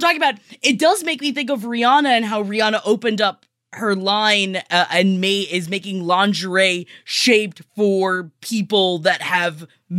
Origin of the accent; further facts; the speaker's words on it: Florida, United States; because I am from Florida